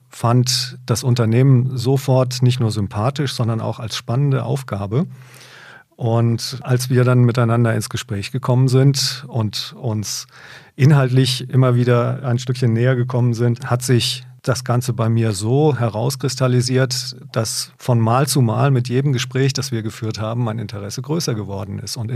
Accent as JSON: {"language": "German", "region": "Hesse", "country": "Germany", "tie": "born or raised there", "also_born_or_lived": "Munich / Hamburg / Ruhr", "said": "wie Sie meiner Sprache schon entnehmen können, ich bin kein gebürtiger Oberfranke. Ich bin in Nordhessen aufgewachsen. Ich äh, habe Stationen hinter mir mit Studium in München"}